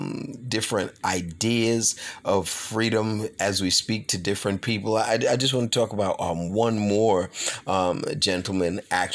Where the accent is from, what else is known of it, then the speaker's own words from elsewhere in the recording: Ukraine; born there; I was born in the Ukraine and have been fortunate enough to experience various cultures and customs while spending time in different parts of the world.